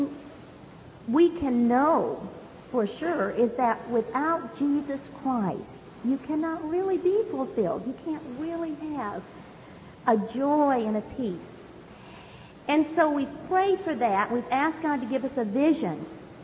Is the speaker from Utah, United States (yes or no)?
no; California, United States; also born or lived in Hawaii; I was born in Hawaii, and I grew up right here in California